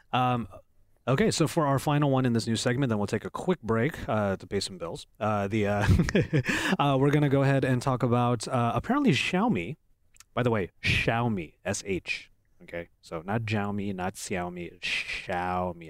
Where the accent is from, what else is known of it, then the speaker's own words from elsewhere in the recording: Philippines; I'm Filipino